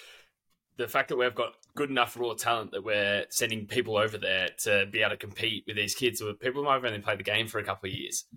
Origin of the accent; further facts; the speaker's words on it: Australia; most of it was for being Australian